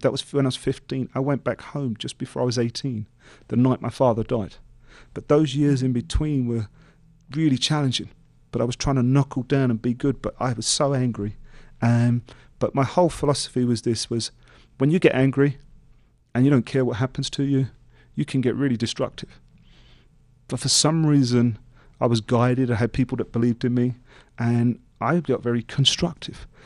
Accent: London, United Kingdom; growing up in East London

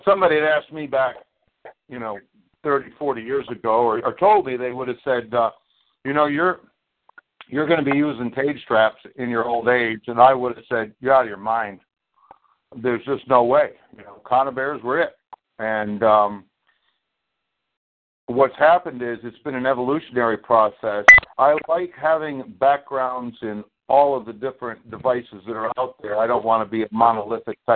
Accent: upstate New York, United States; I'd say New York

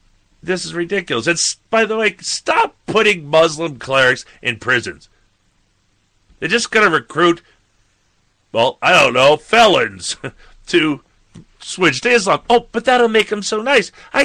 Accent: Michigan, United States; Anyway, we're from Michigan.

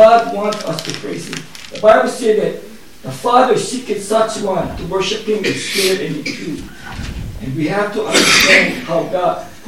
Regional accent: Hawaii, United States; moved away; I come from Hawaii

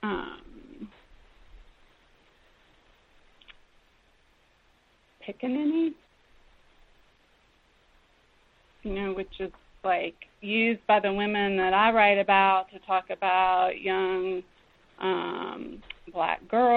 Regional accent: southwestern Virginia, United States; also born or lived in Lexington, Virginia; I was born in Lexington, Virginia, and I grew up on the edge of the coal fields in southwestern Virginia

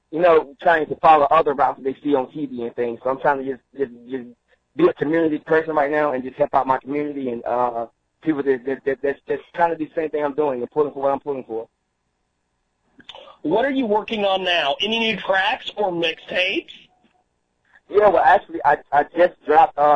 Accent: Roselle, New Jersey, United States; also born or lived in Halifax County, North Carolina; I'm from Roselle, New Jersey. That's where I was. That's where I was raised up at. But I was actually birthed and born in North Carolina, a small town by the name of Halifax County.

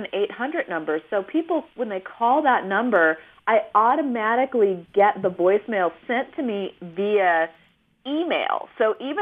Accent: Northern California, United States; moved away; my mom and dad live in a really small rural community where I grew up in Northern California

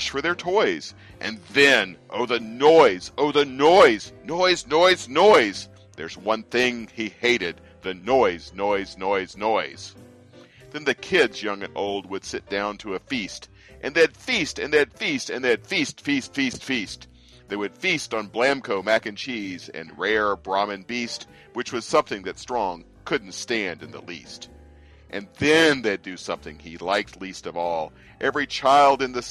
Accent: the South, United States; also born or lived in Delaware / Pennsylvania; now in mid-Atlantic, United States; I grew up in the South

